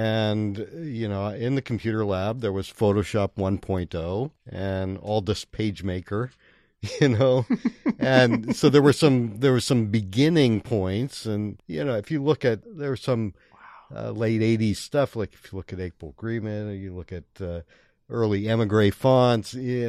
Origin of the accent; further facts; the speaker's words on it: Brightwood, Oregon, United States; also born or lived in Bronx, New York; My parents moved out. I was born in the Bronx, and they moved when I was about 7 to Brightwood.